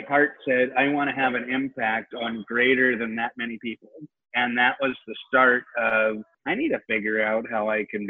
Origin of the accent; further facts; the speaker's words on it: Seattle, Washington, United States; I'm from Seattle